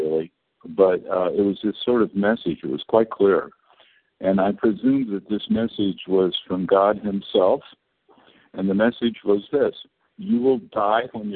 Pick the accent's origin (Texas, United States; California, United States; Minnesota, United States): California, United States; I was born in California to a good family